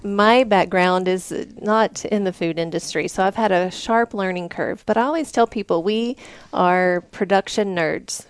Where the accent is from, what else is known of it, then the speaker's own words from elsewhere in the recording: Vincent, Alabama, United States; now in Colorado, United States; Vincent, Alabama, and that's about 30 miles south of Birmingham.